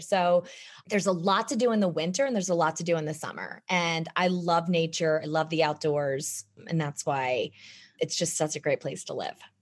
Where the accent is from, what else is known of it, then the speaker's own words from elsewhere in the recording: East Coast, United States; moved away as an adult; now in Jackson Hole, United States; I grew up on the East Coast